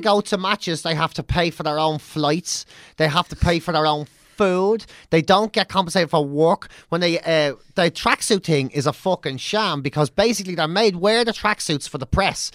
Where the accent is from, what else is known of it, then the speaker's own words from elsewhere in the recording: Ireland; we're Irish too